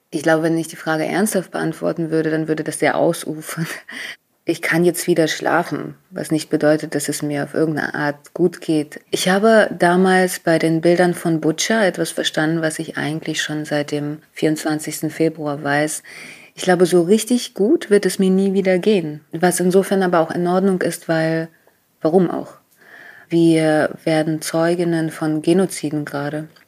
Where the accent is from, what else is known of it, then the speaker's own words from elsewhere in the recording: Volgograd, Volgograd Oblast, Russia; born there; also born or lived in Soviet Union; Also in meiner Geburtsurkunde steht äh, geboren in Wolgograd, 1985, äh, Nationalität jüdisch, Staatsangehörigkeit russisch und es gibt noch nicht mal eine Spalte für Religion, weil was für eine Religion in der Sowjetunion, richtig?